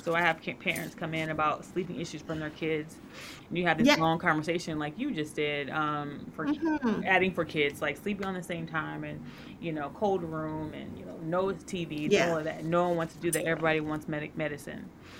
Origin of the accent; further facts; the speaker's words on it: United States; Yeah, so I am American. However, my dad was military.